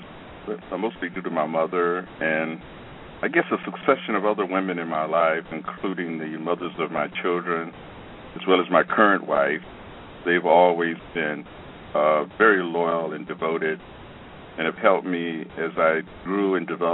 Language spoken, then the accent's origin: English; Detroit, Michigan, United States; also born or lived in Alabama; now in New York, United States; I was born in Alabama back in 1938, and I spent only about 4 years there and moved north with my mother, my brother, and was raised in Detroit.